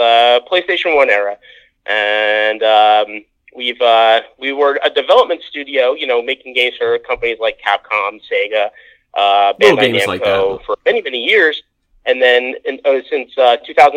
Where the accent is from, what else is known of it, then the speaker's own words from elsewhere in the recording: New Jersey, United States; first language English; moved away as an adult; also born or lived in Osaka, Japan; now in Chiba, Japan; I'm born and bred Jersey boy